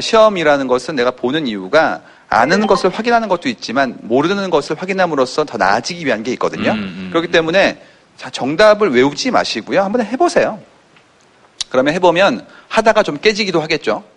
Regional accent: Seoul, South Korea; 저희는 서울에서 자랐기 때문에

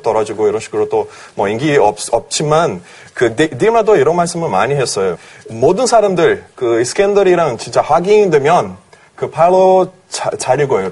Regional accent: Brazil; Korean is a second language; moved away as an adult; now in South Korea; 저 브라질 사람으로서

